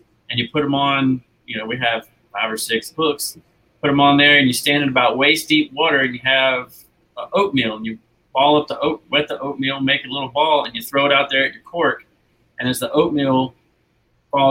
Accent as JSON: {"language": "English", "region": "Florida", "country": "United States", "tie": "born or raised there", "moved": "yes", "lives_now": "Alabama, United States", "said": "So I grew up in Florida"}